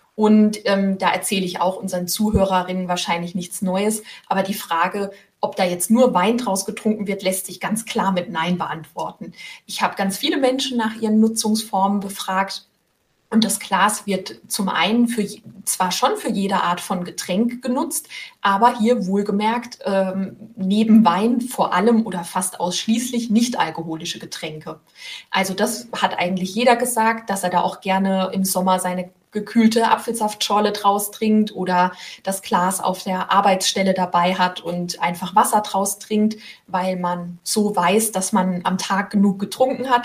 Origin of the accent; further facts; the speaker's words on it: Rhineland-Palatinate, Germany; moved away as an adult; now in Rheinhessen, Germany; jetzt bin ich selbst Pfälzerin